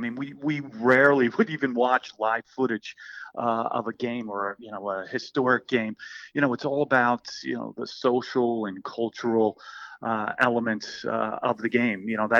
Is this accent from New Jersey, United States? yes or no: yes; South Orange, New Jersey, United States; I grew up in South Orange, New Jersey.